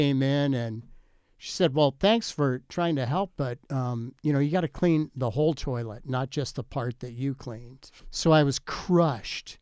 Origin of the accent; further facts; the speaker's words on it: Phoenix, Arizona, United States; I grew up in Phoenix